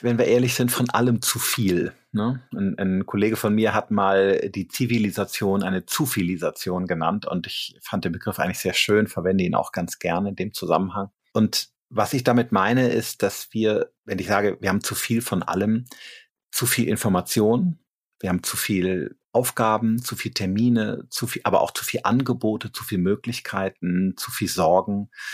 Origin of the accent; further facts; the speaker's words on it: Rhineland, Germany; now in Regensburg, Germany; ich komme aus dem Rheinland